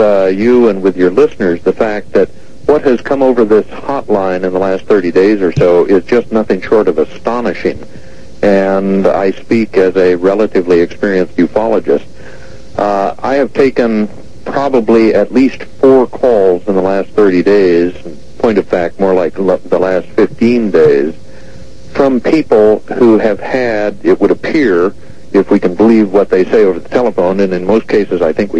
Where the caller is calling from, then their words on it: Seattle, Washington, United States; I'm calling from Seattle